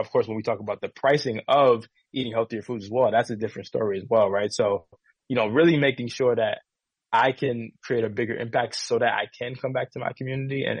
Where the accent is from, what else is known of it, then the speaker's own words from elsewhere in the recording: New York City, New York, United States; now in California, United States; especially being African American male coming from an inner city in the Bronx